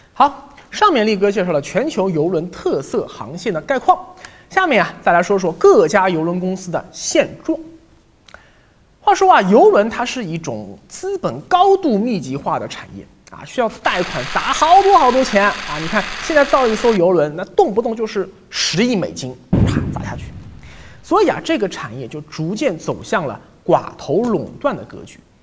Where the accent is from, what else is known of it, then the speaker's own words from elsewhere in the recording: China; 我们中国人啊，去海边玩，很少喜欢躺在沙滩上晒太阳的